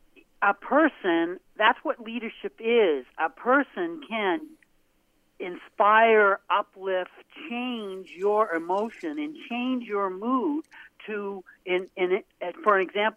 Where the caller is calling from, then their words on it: Portland, Maine, United States; It's … from Portland.